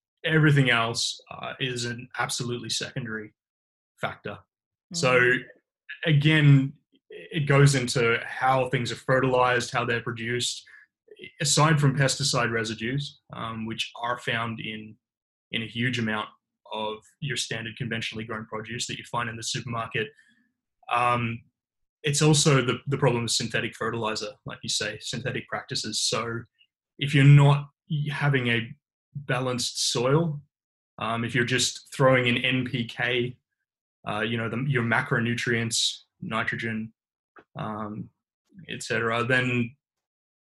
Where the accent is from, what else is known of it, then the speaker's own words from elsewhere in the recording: Bendigo, Victoria, Australia; I'm originally from Bendigo.